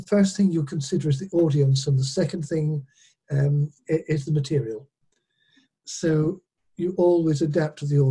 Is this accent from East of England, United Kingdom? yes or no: no; Peak District, East Midlands, United Kingdom; moved away as an adult; also born or lived in Edinburgh; I was born in the Peak District far more years ago than I wish to count